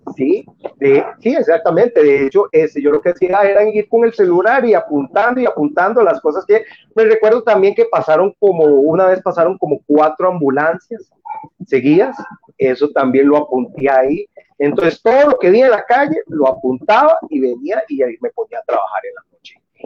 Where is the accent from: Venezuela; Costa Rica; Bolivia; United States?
Costa Rica; San José; yo soy del lado de Pavas, por ejemplo, aquí en Pavas